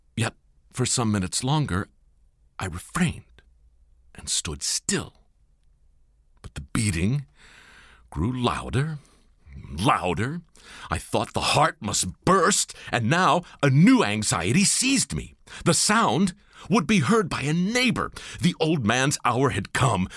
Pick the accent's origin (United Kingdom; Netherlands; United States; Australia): United States; Baltimore, Maryland; moved to my hometown in Baltimore